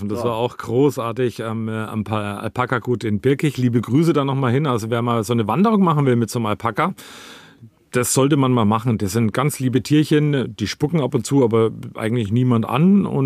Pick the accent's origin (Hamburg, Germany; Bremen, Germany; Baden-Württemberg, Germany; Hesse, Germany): Hamburg, Germany; moved away as an adult; also born or lived in Hannover / Berlin; now in Bad Rodach, Germany; ursprünglich komme ich aus Hamburg